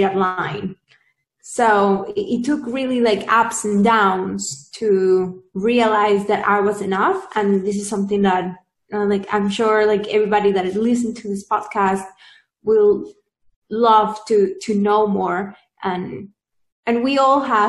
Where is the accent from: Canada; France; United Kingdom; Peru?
Peru; now in Silicon Valley, United States; I'm originally from Peru